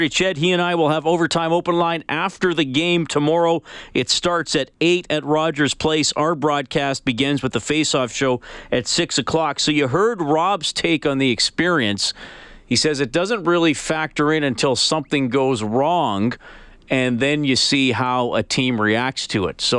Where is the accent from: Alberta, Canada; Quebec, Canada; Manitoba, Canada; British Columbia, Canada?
Alberta, Canada; Edmonton; I grew up and in Edmonton and still bleed blue and orange.